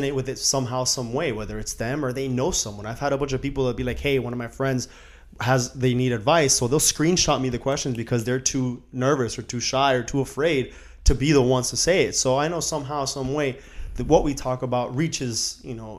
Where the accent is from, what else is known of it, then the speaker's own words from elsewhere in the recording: Miami, Florida, United States; we're from Miami